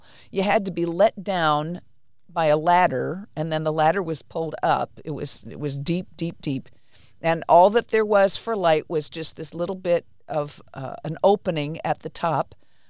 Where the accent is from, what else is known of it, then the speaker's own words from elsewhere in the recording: India; born there; So I was born in India. My parents were missionaries, really good people.